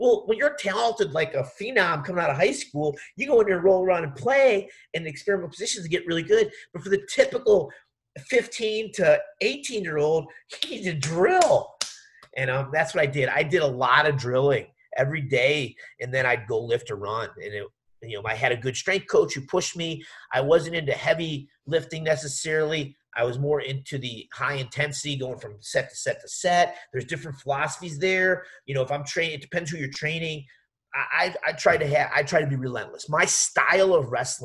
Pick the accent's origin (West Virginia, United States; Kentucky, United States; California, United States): West Virginia, United States; I grew up training in West Virginia